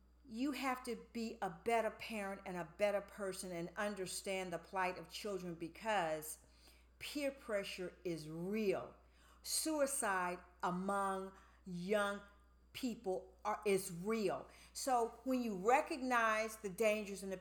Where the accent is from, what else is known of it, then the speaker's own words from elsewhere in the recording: United States; we as African American women